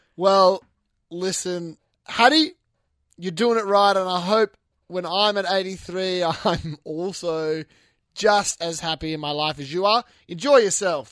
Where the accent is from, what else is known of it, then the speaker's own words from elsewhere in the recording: Western Australia, Australia; I'm from Western Australia, so that has to play into it because we have different sayings